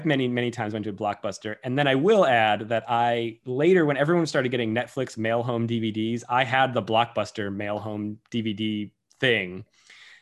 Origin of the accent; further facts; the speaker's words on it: Massachusetts, United States; moved away; I'm from Massachusetts where they sell beer and wine and liquor in package stores.